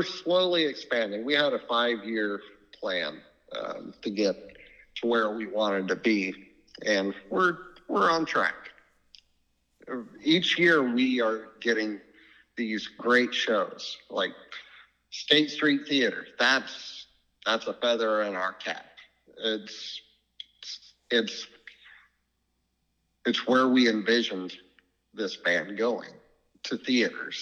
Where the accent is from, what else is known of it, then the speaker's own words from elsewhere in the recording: Beardstown, Illinois, United States; my hometown, actually. I grew up in Beardstown